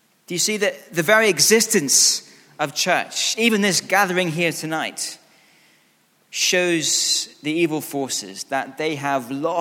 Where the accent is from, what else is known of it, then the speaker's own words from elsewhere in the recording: Scotland, United Kingdom; being Scottish